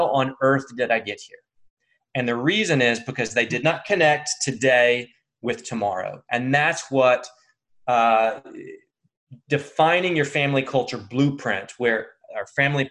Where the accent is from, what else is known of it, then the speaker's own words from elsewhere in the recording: United States; I'm American